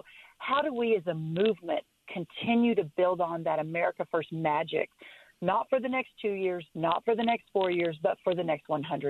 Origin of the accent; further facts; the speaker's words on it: Texas, United States; my home state of Texas